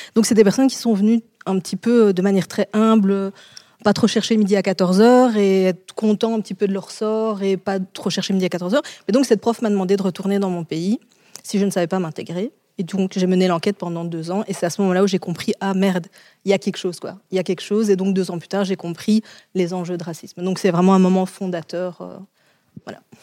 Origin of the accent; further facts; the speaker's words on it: Charleroi, Wallonia, Belgium; je viens de Charleroi, c'est l'équivalent euh, des ch'tis chez vous